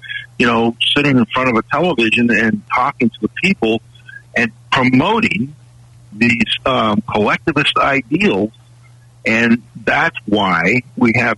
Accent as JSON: {"language": "English", "region": "California", "country": "United States", "tie": "born or raised there", "said": "I grew up in California and went to college in Southern California"}